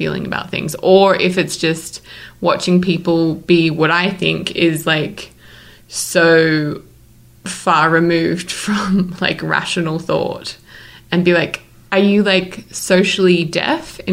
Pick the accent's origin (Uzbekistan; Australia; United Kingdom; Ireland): Australia; now in Salt Lake City, United States; I'm an Australian citizen